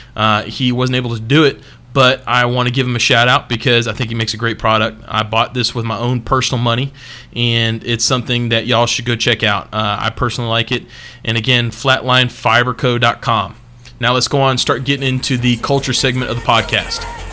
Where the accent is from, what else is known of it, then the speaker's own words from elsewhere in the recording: United States; also born or lived in Alabama; Texas, my fucking home state.